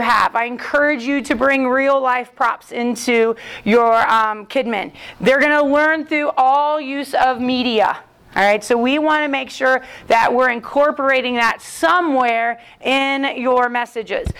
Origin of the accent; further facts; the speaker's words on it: Columbus, Ohio, United States; I am from Columbus, Ohio.